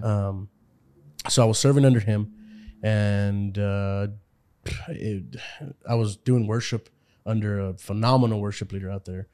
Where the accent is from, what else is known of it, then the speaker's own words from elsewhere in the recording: Houston, Texas, United States; moved away as an adult; now in California, United States; I am from Houston, Texas